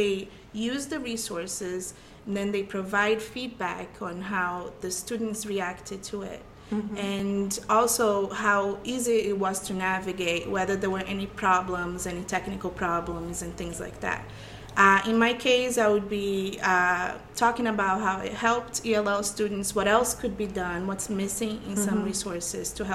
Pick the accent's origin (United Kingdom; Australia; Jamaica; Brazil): Brazil; now in Lowell, United States; as you probably be able to tell soon by my accent, I'm from Brazil, and my family migrated to Lowell in 2000, and I've been in Lowell since